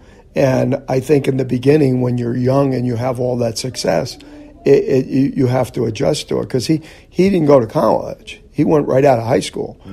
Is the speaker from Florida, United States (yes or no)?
no; New Jersey, United States; we grew up in New Jersey and, you know, there was a lot of, you know, bigotry and stuff that went on in our neighborhood, blue collar